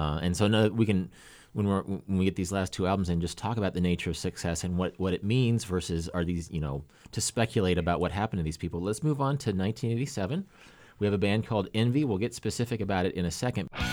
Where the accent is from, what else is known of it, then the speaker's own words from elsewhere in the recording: Kansas, United States; moved away as an adult; also born or lived in Oregon; my Kansas friends